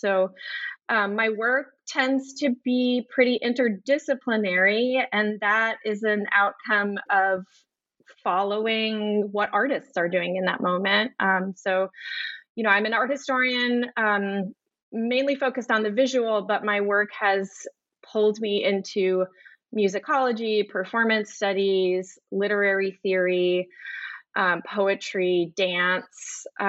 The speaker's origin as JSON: {"language": "English", "town": "Minneapolis", "region": "Minnesota", "country": "United States", "tie": "born or raised there", "said": "I grew up in the Minneapolis area, and the Walker has a wonderful collection of Fluxus works"}